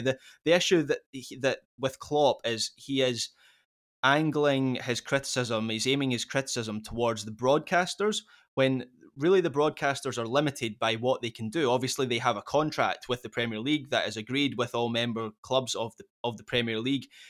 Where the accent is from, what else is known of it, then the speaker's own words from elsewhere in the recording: Scotland, United Kingdom; as a Scot